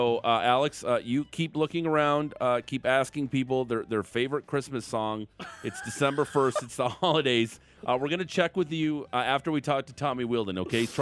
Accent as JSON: {"language": "English", "town": "Niagara Falls", "region": "Ontario", "country": "Canada", "said": "Not from Toronto. I'm from Niagara Falls."}